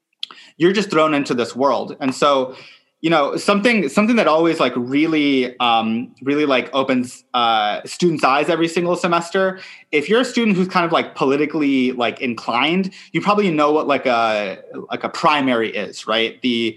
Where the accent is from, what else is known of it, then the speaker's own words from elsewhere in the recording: New York City, New York, United States; oh, okay, yes, the climate crisis affects me as a New Yorker and as a citizen of the world, right?